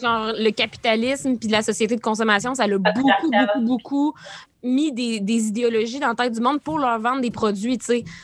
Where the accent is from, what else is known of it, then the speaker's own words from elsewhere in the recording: La Sarre, Quebec, Canada; also born or lived in Rouyn-Noranda; J'ai grandi à La Lassar